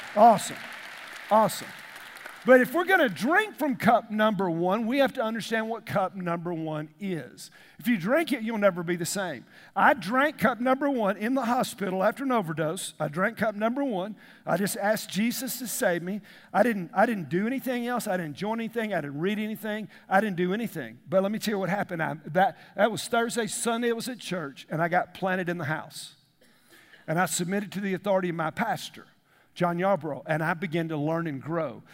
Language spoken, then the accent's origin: English; the South, United States; we grew up in the South